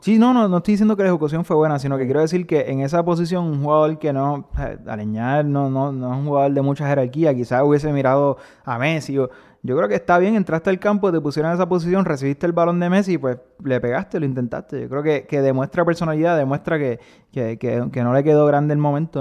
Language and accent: Spanish; Puerto Rico; Rafa y yo somos puertorriqueños, nuestro equipo nacional es Puerto Rico